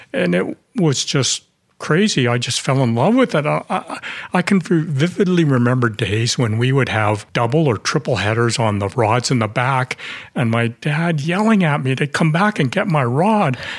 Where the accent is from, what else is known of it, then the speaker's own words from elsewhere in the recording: Vancouver, British Columbia, Canada; So I was born in Vancouver, raised in Vancouver, and did all my education in Vancouver as well